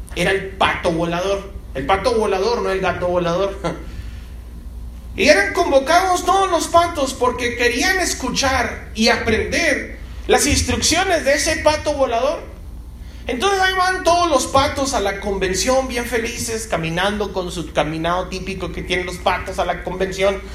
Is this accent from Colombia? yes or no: no; Mexico; como mexicanos, a veces lo hacemos con un pozole o con un menudo